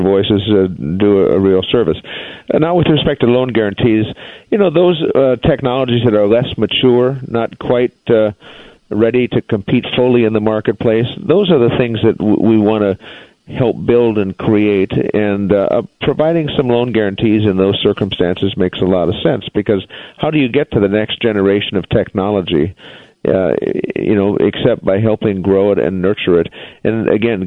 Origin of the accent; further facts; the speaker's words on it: North Dakota, United States; North Dakota, there's probably more hydraulic fracturing going on in my home state than anywhere at the moment.